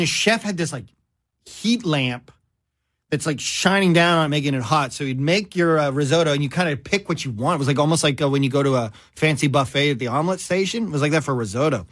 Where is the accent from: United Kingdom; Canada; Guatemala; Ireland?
Canada; also born or lived in Vancouver, British Columbia; me, Canadian